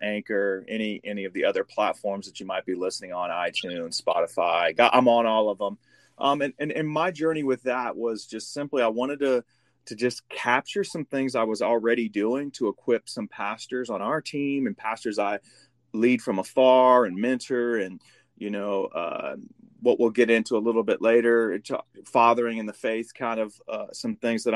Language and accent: English; Midwest, United States; now in San Antonio, United States; I'm from the Midwest, moved here.